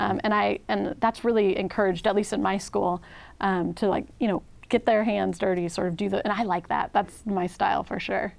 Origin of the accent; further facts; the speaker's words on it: Washington, United States; moved away as an adult; also born or lived in Texas; now in Oregon, United States; I'm from the Northwest. I'm from Washington State